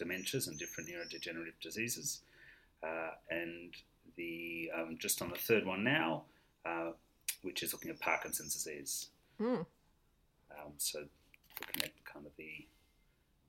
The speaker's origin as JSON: {"language": "English", "town": "Melbourne", "region": "Victoria", "country": "Australia", "moved": "yes", "lives_now": "London, United Kingdom", "said": "I am originally from Melbourne, but I'm currently living in London"}